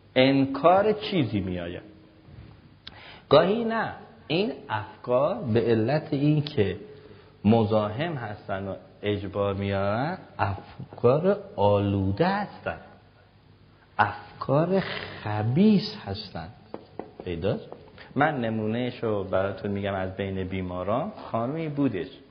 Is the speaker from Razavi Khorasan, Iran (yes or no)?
yes; Mashhad, Razavi Khorasan, Iran; منم که مشهدی هستم